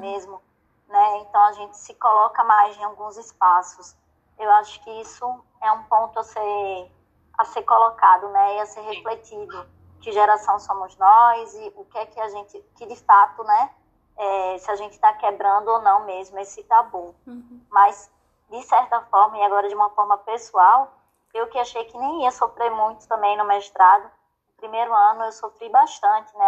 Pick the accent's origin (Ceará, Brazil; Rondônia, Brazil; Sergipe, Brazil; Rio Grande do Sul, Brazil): Sergipe, Brazil; moved away as an adult; also born or lived in Rio de Janeiro; eu sou sergipana